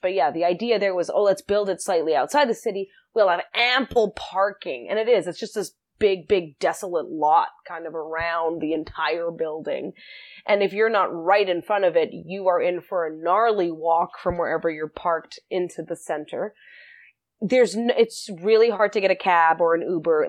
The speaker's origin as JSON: {"language": "English", "country": "South Africa", "also_born_or_lived": "Winnipeg, Canada", "moved": "yes", "lives_now": "Saskatchewan, Canada", "said": "I'm from South Africa originally"}